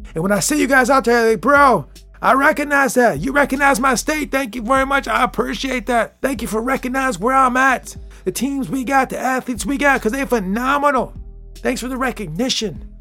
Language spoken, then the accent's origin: English; Michigan, United States; I'm from Michigan